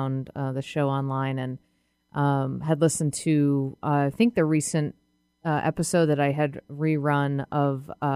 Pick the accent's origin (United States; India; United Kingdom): United States; New England; now in Seattle, United States; I grew up in New England.